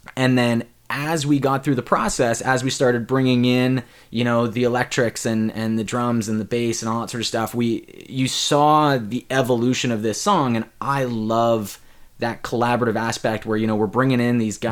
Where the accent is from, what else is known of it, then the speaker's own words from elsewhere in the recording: Ontario, Canada; my my home province of Ontario